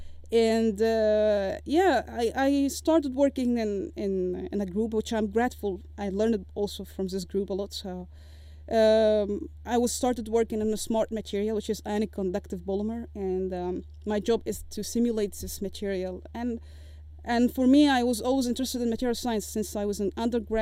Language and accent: English; Egypt; moved away as an adult; I left Egypt, because of course all respect to my home country